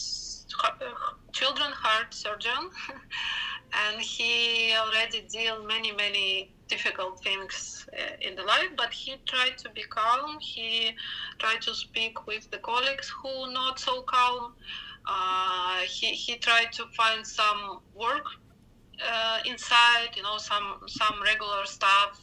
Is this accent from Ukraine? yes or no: yes; Ukraine; from Ukraine